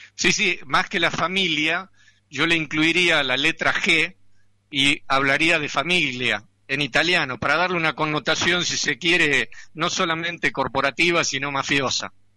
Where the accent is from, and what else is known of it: Argentina